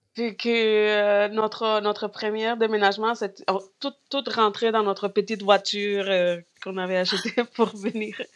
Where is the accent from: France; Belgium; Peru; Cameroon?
Peru; French is a second language; moved away as an adult; also born or lived in Montreal, Canada; now in Gaspésie, Canada; je viens du Pérou, mais mon mari vient de l'Équateur